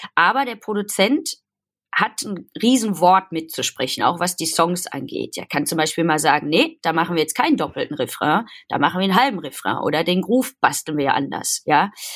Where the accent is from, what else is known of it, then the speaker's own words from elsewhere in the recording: Gelsenkirchen, North Rhine-Westphalia, Germany; now in Cologne, Germany; aus dem tiefsten Herzen vom Pott und zwar aus äh, Gelsenkirchen-Horst. Da bin ich geboren.